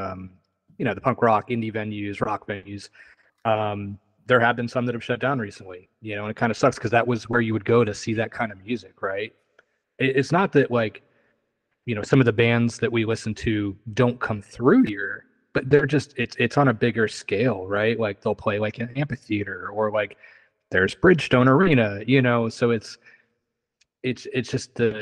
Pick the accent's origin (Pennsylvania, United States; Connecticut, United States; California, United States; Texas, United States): Pennsylvania, United States; Philipsburg; also born or lived in Harrisburg area, Pennsylvania; now in Nashville, United States; Originally from kind of the State College area